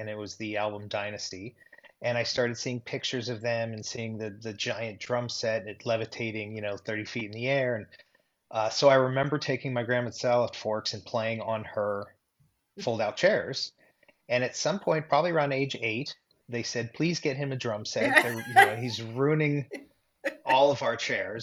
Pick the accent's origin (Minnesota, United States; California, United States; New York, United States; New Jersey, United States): California, United States; Burbank; moved away as an adult; now in Tulsa, Oklahoma, United States; I was born in Los Angeles, actually the San Fernando Valley